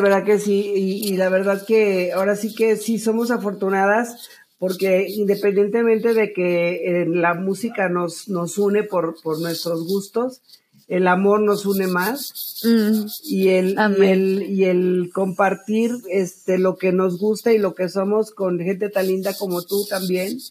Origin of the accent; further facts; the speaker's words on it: Monterrey, Nuevo León, Mexico; moved away as an adult; also born or lived in Mexico City; yo soy de Monterrey. De cuando yo dejé Monterrey y me fui a México a buscar mi carrera como cantante